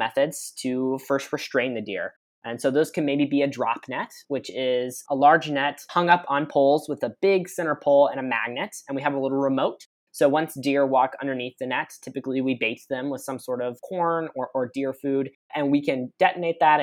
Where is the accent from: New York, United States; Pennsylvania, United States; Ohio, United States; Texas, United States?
Texas, United States; moved away as an adult; now in Michigan, United States; I am not a native Michigander. I am from Texas.